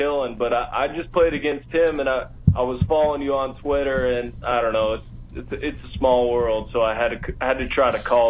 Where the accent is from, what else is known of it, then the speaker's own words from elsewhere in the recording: Montana, United States; moved away; I'm from Montana